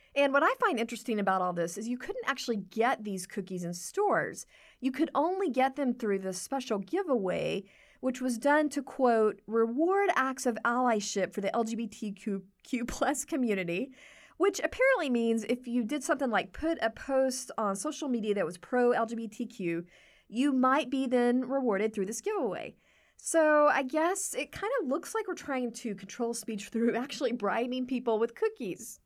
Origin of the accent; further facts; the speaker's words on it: Texas, United States; moved away; I'm from Texas